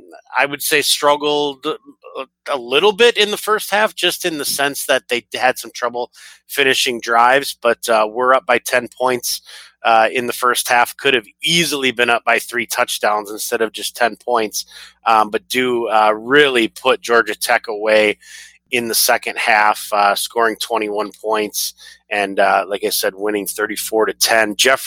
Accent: Canada; Hey, as a Canadian, I want to wish you a happy Boxing Day.

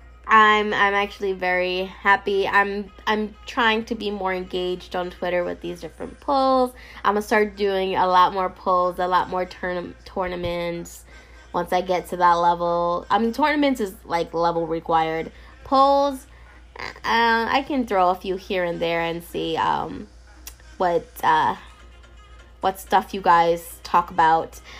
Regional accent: New York City, New York, United States; I'm from New York

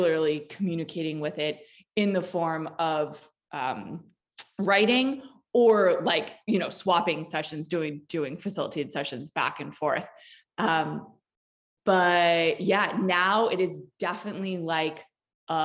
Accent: East Coast, United States; also born or lived in Los Angeles, California; now in Des Moines, United States; I'm originally from the East Coast and spent many years out in LA.

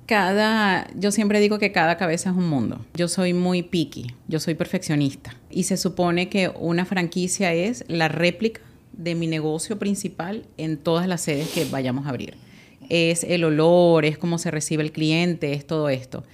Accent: Guatire, Miranda, Venezuela; moved away as an adult; now in United States; Yo soy de Guatire, en Venezuela

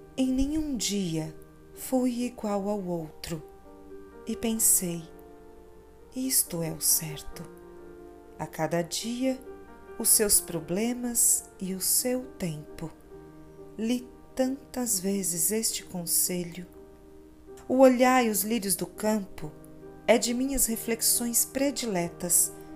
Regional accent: Pará de Minas, Minas Gerais, Brazil; now in Belo Horizonte, Brazil; Pará de Minas, minha terra natal

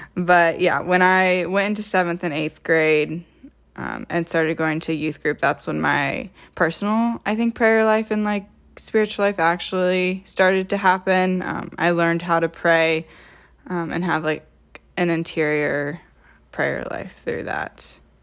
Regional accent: Troy, Ohio, United States; I am from Troy, Ohio, which is about twenty minutes north of Dayton.

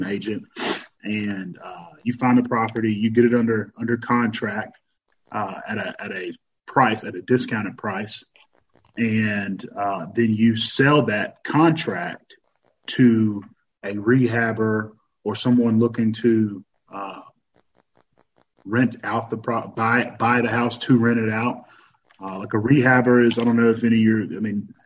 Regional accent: Madison, Mississippi, United States; moved away as an adult; now in Nashville, United States; Originally I'm from Mississippi, originally Madison, Mississippi.

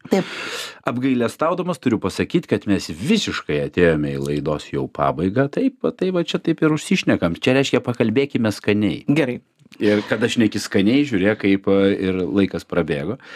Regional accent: Lithuania; aš gi lietuvis

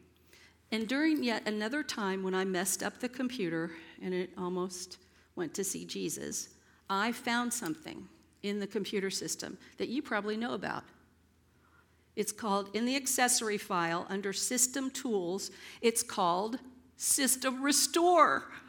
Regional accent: San Antonio, Texas, United States; I told you guys I was raised up here in San Antonio and went to Roy Baldwin's alma mater, where he taught for all those years.

